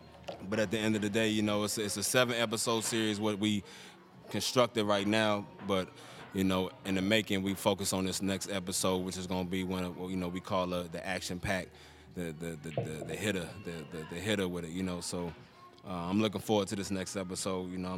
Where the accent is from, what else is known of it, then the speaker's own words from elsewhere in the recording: Maryland, United States; Facts, you know, we was brought up in the Maryland area